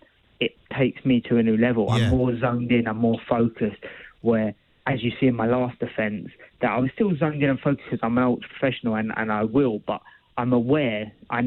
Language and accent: English; England, United Kingdom; obviously being English.